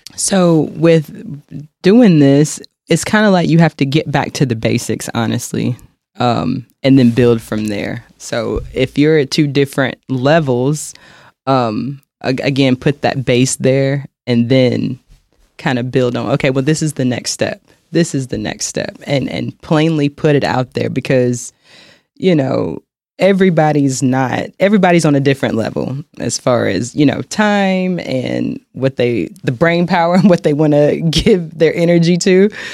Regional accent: Charlotte, North Carolina, United States; moved away as an adult; now in Kansas City, United States; I'm originally from North Carolina, Charlotte, North Carolina

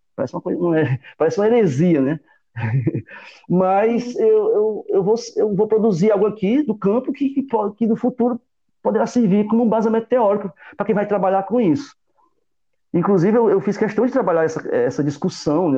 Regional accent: Northeast Region, Brazil; como nordestino que sou, como um, cara, um sertanejo que sou

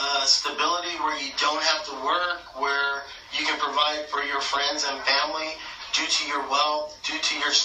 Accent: United States

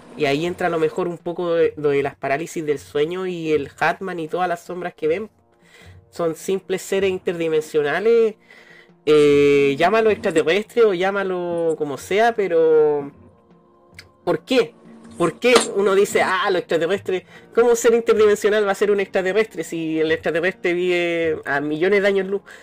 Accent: Valparaíso, Chile; cuando chico, caminar por Valpo, por las calles y pisarla

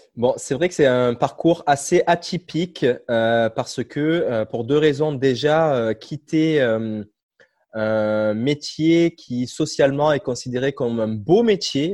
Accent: Cavaillon, Provence-Alpes-Côte d'Azur, France; moved away as an adult; also born or lived in Guadeloupe; now in Montreal, Canada; je suis originaire euh, du sud de la France, Cavaillon, une petite, ville dans le sud-est, proche de Marseille

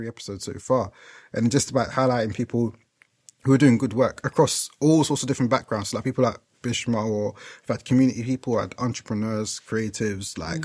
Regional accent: London, United Kingdom; moved away as an adult; now in Essex, United Kingdom; I grew up in East London

